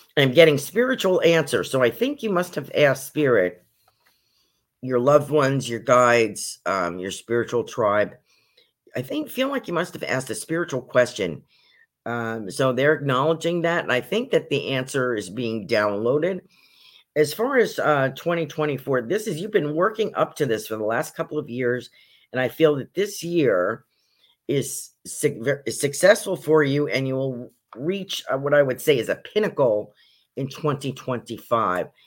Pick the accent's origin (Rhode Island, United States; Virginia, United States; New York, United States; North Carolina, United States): New York, United States; also born or lived in Poconos, Pennsylvania; now in Sarasota, United States; I was originally from New York State